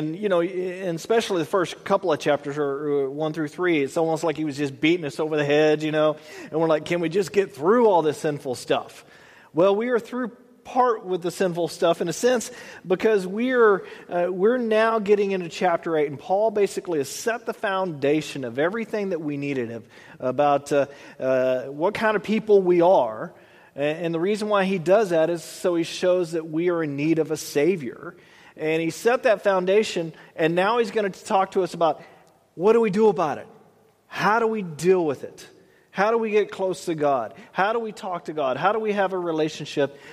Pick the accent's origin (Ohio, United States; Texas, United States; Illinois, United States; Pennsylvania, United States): Texas, United States; moved away; growing up in Texas